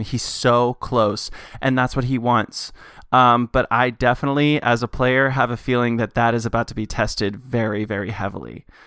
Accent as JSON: {"language": "English", "town": "Knoxville", "region": "Tennessee", "country": "United States", "tie": "born or raised there", "said": "I was born in Knoxville, Tennessee, born and raised"}